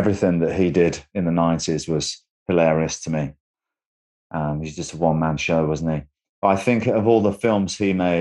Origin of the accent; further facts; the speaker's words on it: England, United Kingdom; I'm from England